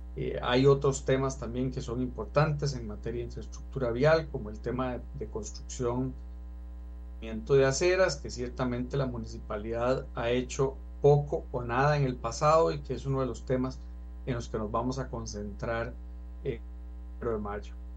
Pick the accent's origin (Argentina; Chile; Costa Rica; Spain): Costa Rica; Santa Teresa de Cutris, Alajuela; soy un Sancar. Nací en Santa Teresa de Cutris, un pueblito muy rural de un distrito fronterizo.